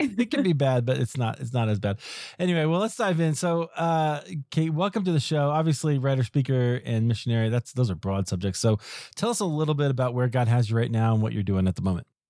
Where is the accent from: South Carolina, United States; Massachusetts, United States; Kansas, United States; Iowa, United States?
Iowa, United States; also born or lived in Chicago, United States; now in Denver, United States; I grew up in Iowa